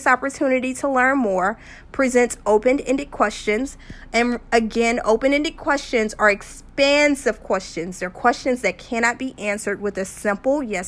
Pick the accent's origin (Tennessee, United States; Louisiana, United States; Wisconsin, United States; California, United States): Louisiana, United States; just outside of New Orleans; I'm from Louisiana, just outside of New Orleans